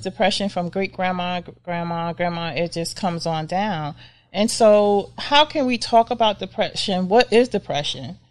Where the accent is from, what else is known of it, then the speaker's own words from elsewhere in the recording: United States; we as African American people